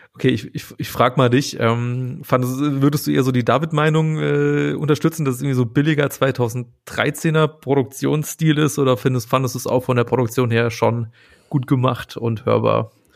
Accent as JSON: {"language": "German", "region": "Saarland", "country": "Germany", "moved": "yes", "said": "Ich komme ja äh, original aus dem Saarland"}